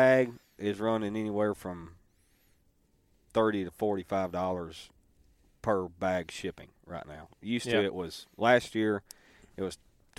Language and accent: English; Stuttgart, Arkansas, United States; Hey, we're from Stuttgart, Central Arkansas.